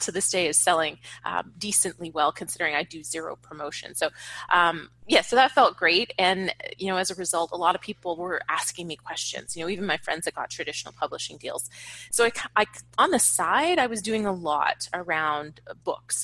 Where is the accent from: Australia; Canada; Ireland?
Canada; moved away as an adult; now in Los Angeles, United States; I was in Canada at the time. I'm Canadian. I live in LA now